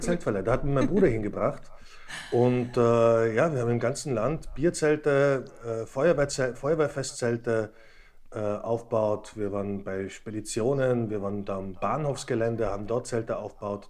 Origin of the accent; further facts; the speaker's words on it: Slovakia; moved away; also born or lived in Tyrol; wir sind ja beide gebürtige Slowaken